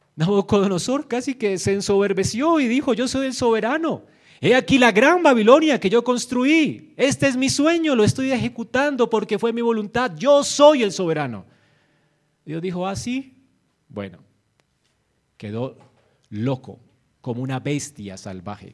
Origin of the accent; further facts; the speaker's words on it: Colombia; como colombianos nosotros fuimos injertados a Israel